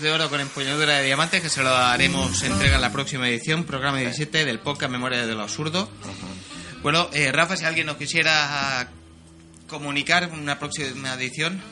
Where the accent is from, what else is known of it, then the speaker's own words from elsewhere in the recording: Xàtiva, Valencian Community, Spain; Yo de Chátiva, yo de Chátiva